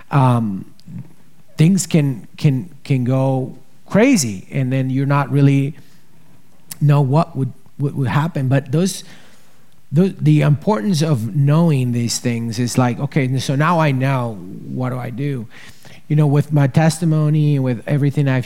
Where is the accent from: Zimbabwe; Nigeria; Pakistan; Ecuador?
Ecuador; now in United States; human trafficking is happening in Ecuador, and I'm obviously from Ecuador, so I'm here. And I'm gonna be telling you about Ecuador.